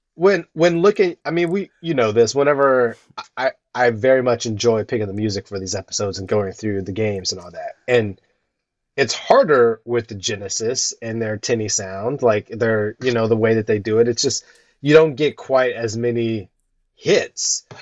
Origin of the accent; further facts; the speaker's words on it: Ohio, United States; growing up in Ohio